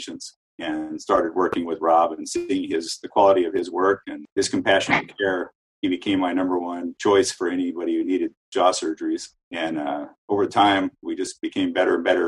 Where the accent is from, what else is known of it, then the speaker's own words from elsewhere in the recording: San Bernardino, California, United States; also born or lived in San Francisco / Seattle / Santa Monica; now in Bakersfield, United States; I grew up in San Bernardino and graduated from UC Riverside, so I'm a Southern California kid